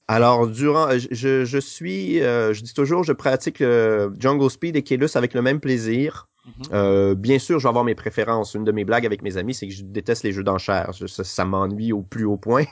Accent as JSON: {"language": "French", "area": "Lac Saint-Jean", "region": "Quebec", "country": "Canada", "tie": "born or raised there", "said": "Je suis né dans la ville de Québec, et mhm. puis, euh, j'ai passé toute mon, mon, enfance pardon, à environ 250 km au nord, euh, dans une région qui s'appelle le lac Saint-Jean"}